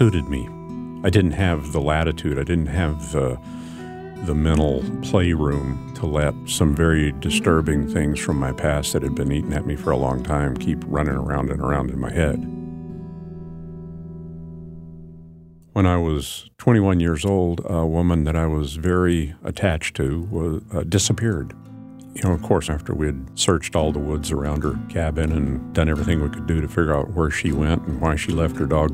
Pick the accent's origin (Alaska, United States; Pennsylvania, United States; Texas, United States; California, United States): Alaska, United States; Anchorage; now in Southeast Alaska, United States; When I was growing up in Anchorage, back in the late 60s